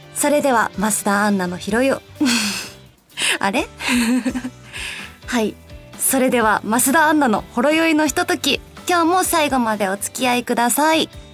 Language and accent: Japanese; Osaka, Japan; moved away as an adult; now in Tokyo, Japan; 地元が大阪なんですけど東京に引っ越ししてきて5年ちょっと経つんですけど